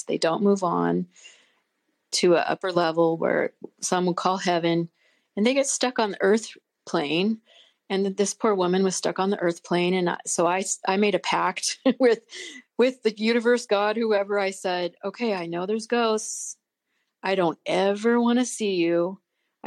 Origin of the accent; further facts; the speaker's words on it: Pacific Northwest, United States; we grew up in the Pacific Northwest